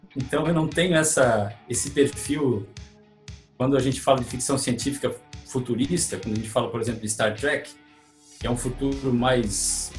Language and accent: Portuguese; Pedras Grandes, Santa Catarina, Brazil; now in Tubarão, Brazil; eu nasci em Tubarão, mas eu sou de Pedras Grandes